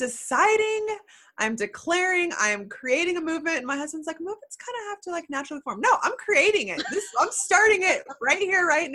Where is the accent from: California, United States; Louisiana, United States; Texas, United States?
Texas, United States; Houston; now in Austin, United States; I was born in Houston.